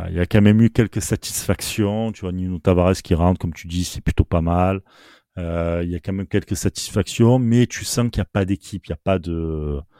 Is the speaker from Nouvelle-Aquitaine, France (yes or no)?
no; Marseille, Provence-Alpes-Côte d'Azur, France; rien que par rapport à la symbolique, parce qu'on est Marseillais. Et même sans dire Marseillais.